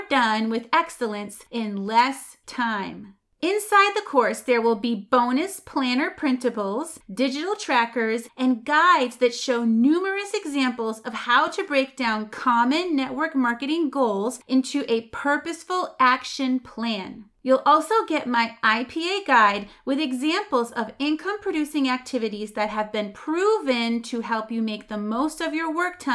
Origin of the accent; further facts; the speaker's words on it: Massachusetts, United States; I'm from Massachusetts. We say wicked.